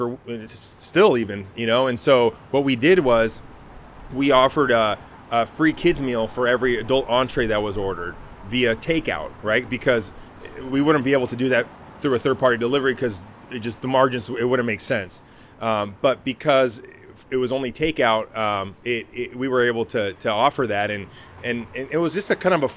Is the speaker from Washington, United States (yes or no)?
yes; Tacoma, Washington, United States; St. Joseph Hospital, the hospital that I was born at in Tacoma